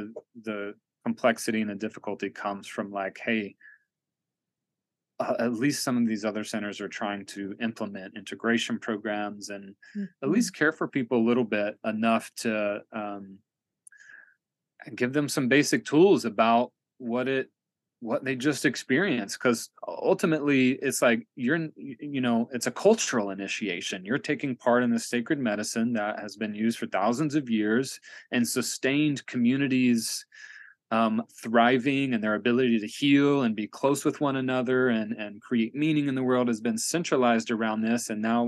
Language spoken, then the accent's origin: English; Tennessee, United States; also born or lived in Kentucky / Knoxville / Atlanta / Asheville; So, you know, I'm born and raised in Appalachia. I grew up in a trailer park in Northeast Tennessee. My dad's from Southwest Virginia. I also lived in Kentucky, and I've lived in Knoxville and Atlanta and Asheville.